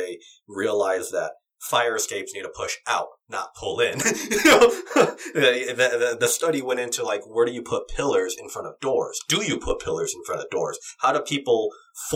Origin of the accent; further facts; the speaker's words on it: California, United States; as a Californian